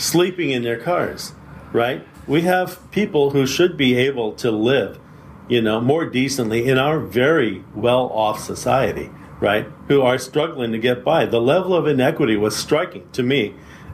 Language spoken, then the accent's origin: English; San Francisco, California, United States; now in San Mateo, United States; my working class background growing up in San Francisco